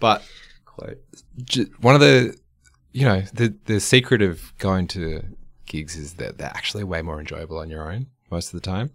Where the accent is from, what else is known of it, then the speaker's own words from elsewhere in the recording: Australia; an Australian music fan